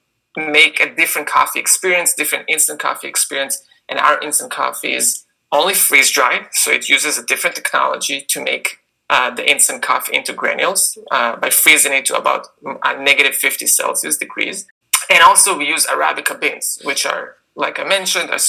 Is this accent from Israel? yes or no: yes; Israel; moved away as an adult; now in United States; as you can hear by my accent, I grew up in Israel